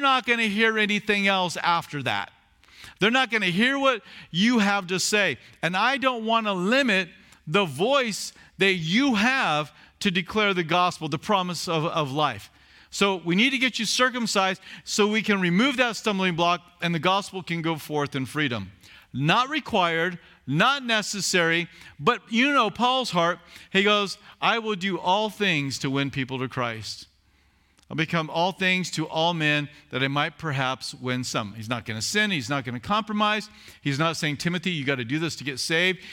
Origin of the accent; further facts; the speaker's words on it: Southern California, United States; I was from Southern California